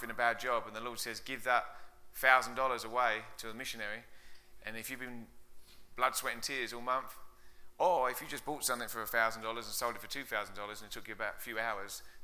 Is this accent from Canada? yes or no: no; England, United Kingdom; moved away as an adult; now in United States; you can tell my accent isn't from Colorado. It's from out east. I'm way out east, about 6,000 miles out east from England. Came over 10 years ago.